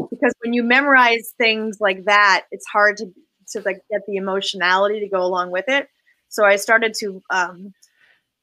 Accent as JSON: {"language": "English", "town": "Boston", "region": "Massachusetts", "country": "United States", "tie": "born or raised there", "moved": "as an adult", "lives_now": "Los Angeles, United States", "said": "I'm really excited to be working in my hometown"}